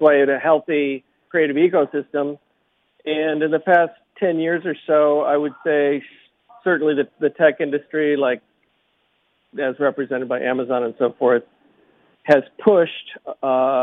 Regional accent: Park Forest, Illinois, United States; also born or lived in Seattle; now in Orcas Island, United States; I grew up in the Park Forest Plaza

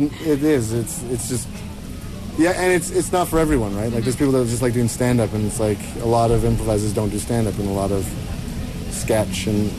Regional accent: Winnipeg, Manitoba, Canada; I'm from Winnipeg, Manitoba, and that's half of Canada away from here.

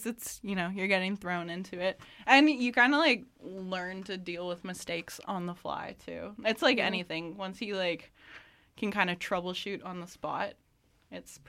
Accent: Maple Ridge, British Columbia, Canada; it's our home, you know. We grew up there.

